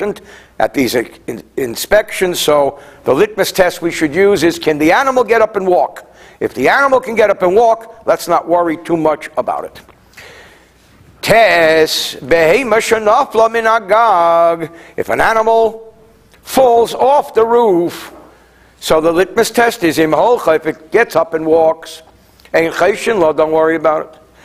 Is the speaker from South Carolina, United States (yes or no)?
no; New Jersey, United States; also born or lived in France; I come from New Jersey